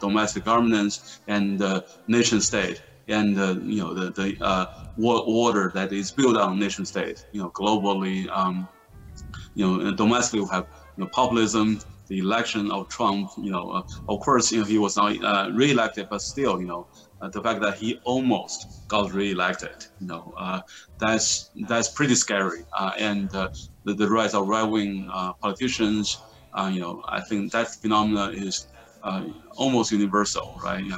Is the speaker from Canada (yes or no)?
no; China; English is a second language; so I'm from China, and you know, China was defeated by the Western powers, you know, 150 years ago.